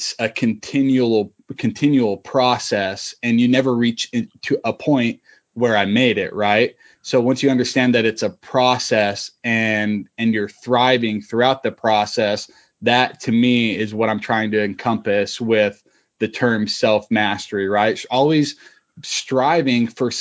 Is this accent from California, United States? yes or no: no; Utah, United States; moved away; I'm originally from Utah